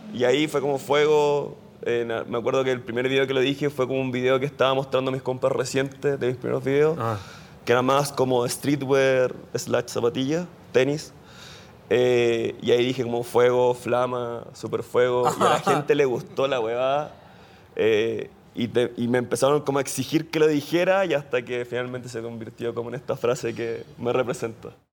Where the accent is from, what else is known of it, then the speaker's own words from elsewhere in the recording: Chile; Soy chileno